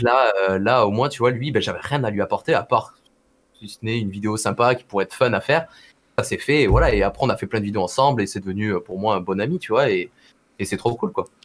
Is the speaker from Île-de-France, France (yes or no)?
no; Perpignan, Occitania, France; also born or lived in Montpellier; je suis de Perpignan, tu vois, tout le monde joue au rugby, au foot, tu vois, genre voilà, très sportif comme région